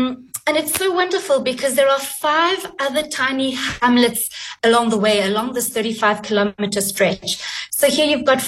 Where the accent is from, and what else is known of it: Poland; born or raised there; now in South Africa